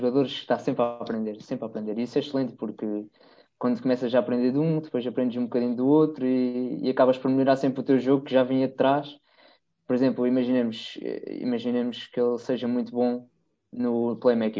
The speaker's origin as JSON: {"language": "Portuguese", "area": "Terceira Island", "region": "Azores", "country": "Portugal", "said": "eu sou da, da Ilha Terceira, dos Açores, e nós cá temos uma base aérea americana"}